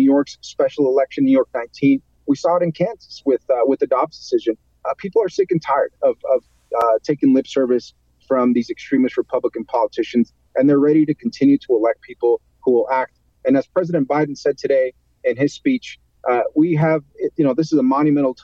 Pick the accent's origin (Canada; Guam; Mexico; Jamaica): Mexico; Ciudad Juárez, Chihuahua; now in Las Cruces, United States; I actually grew up in Ciudad Juarez, Chihuahua, but I was the first in my family to be born in this country